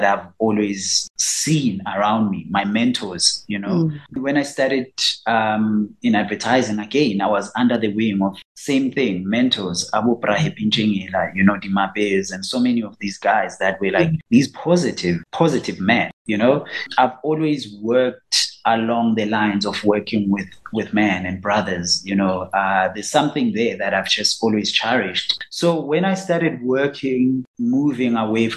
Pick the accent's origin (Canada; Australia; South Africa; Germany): South Africa; Soweto, Gauteng; I'm from Soweto, I was born in Soweto. So, you know, as a Sowetan kid